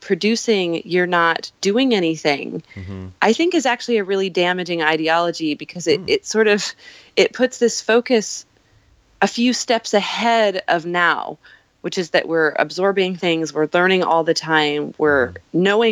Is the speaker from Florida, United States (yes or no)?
no; Montana, United States; also born or lived in Escondido, California; now in New York, United States; I was born in California but raised in Montana. And I came to New York from Montana.